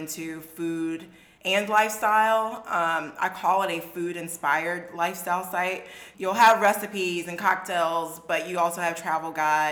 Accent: Franklin, Virginia, United States; moved away as an adult; also born or lived in Atlanta, Georgia / Washington DC area; now in Chattanooga, United States; I grew up in Virginia.

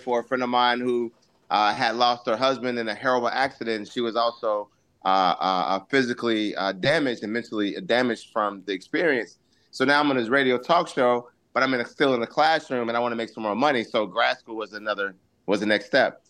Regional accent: Augusta, Georgia, United States; I actually went to the Augusta campus in Augusta, Georgia, mm-hmm. where I was originally born.

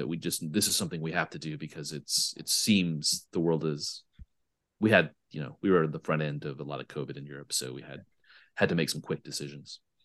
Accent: United States; moved away; I speak this more as an American

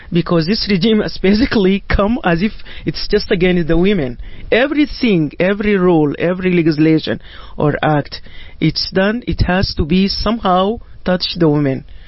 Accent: Sudan; moved away as an adult; now in Canada; my home country, which is Sudan

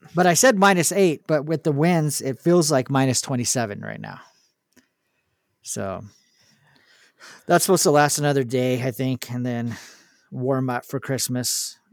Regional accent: California, United States; I was from California

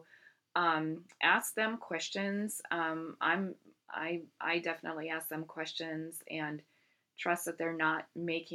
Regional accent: Iowa, United States; moved away; my home state of Iowa

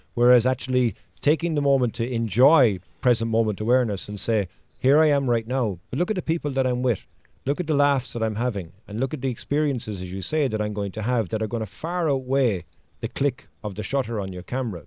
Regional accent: Cork, Munster, Ireland; I'm from Cork, which is the largest county in Ireland

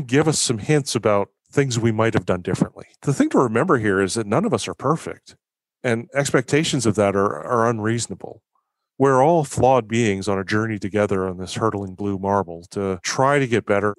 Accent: Canada; also born or lived in Victoria; as a Canadian living in Canada

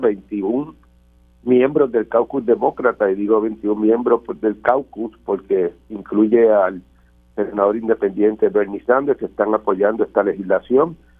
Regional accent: Puerto Rico; como puertorriqueño

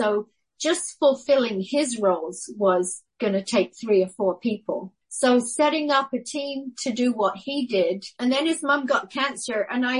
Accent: Guam; In fact, when people say to me, where did you grow up? The real truth is I grew up on Guam. I became a woman on Guam. I went there a girl.

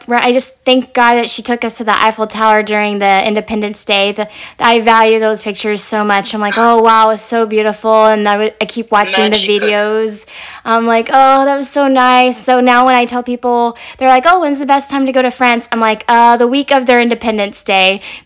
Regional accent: Arkansas, United States; I was born and raised in Arkansas, and that's the only place I've ever lived up until now

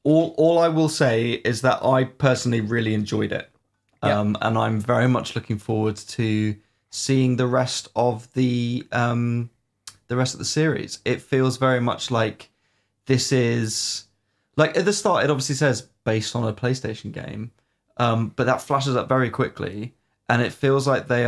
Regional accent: United Kingdom; We are British after all.

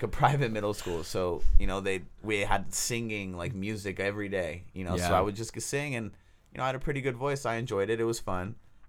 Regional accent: Oakland, California, United States; I grew up in Oakland, California.

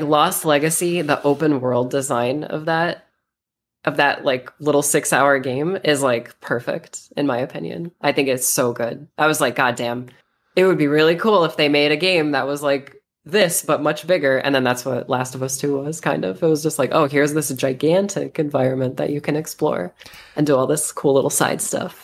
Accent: United States; now in Las Vegas, United States; I am American. I live in Vegas.

